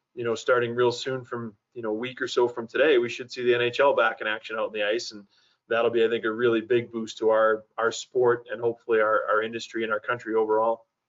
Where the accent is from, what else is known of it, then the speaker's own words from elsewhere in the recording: Boston, Massachusetts, United States; moved away as an adult; also born or lived in San Jose, California; now in Colorado Springs, United States; I grew up in the Boston area